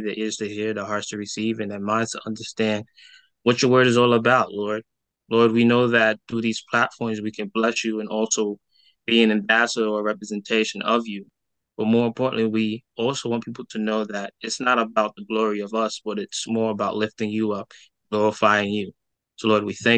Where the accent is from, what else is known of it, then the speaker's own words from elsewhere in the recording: New York City, New York, United States; I grew up in Brooklyn, New York